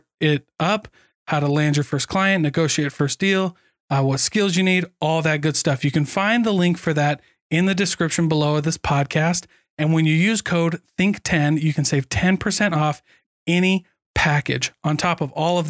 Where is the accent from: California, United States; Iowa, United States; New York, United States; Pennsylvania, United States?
Iowa, United States; I grew up in Iowa and we lived right next to Nauvoo, Illinois